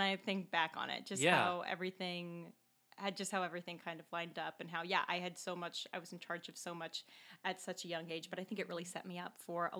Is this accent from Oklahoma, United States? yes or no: no; Dallas-Fort Worth area, Texas, United States; moved away as an adult; also born or lived in Leicester, United Kingdom / London, United Kingdom; now in Chicago, United States; I am originally from the Dallas-Fort Worth area in Texas.